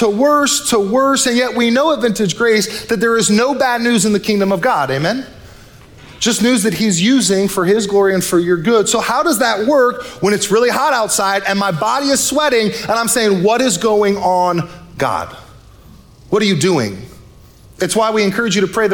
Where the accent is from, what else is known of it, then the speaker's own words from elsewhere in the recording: North Bay, California, United States; I grew up in the North Bay